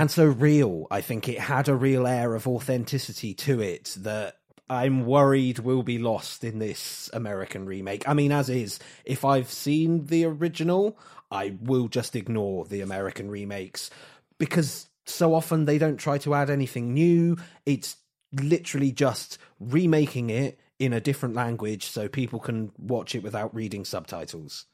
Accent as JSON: {"language": "English", "region": "England", "country": "United Kingdom", "said": "we're English"}